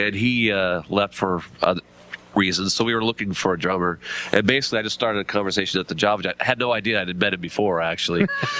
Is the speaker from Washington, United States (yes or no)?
yes; Seattle, Washington, United States; also born or lived in Federal Way; I'm Seattle originally, but I went to high school at Thomas Jefferson Federal Way.